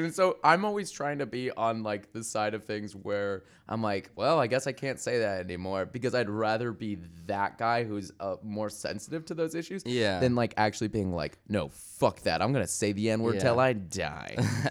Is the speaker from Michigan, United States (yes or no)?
yes; Michigan, United States; it means something in my world where I grew up in Michigan and people shit on me for being gay.